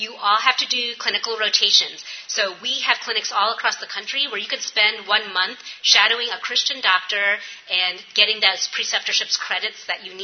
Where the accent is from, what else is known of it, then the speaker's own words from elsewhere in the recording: New York, United States; now in Appalachia, United States; I'm from New York